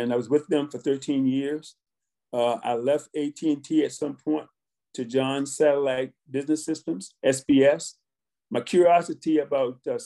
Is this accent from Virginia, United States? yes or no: yes; Richmond, Virginia, United States; I was born in Richmond, Virginia, to two very loving and disciplinarian parents